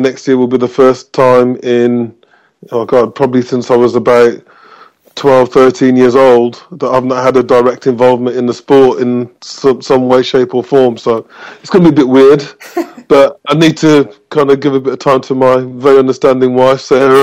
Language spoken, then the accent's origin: English; Birmingham, West Midlands, United Kingdom; I grew up in Birmingham